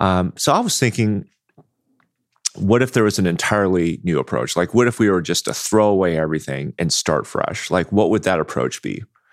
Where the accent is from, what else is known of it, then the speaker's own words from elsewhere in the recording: Anaheim, California, United States; also born or lived in Houston / New York / Bay Area, California; Grew up in Anaheim.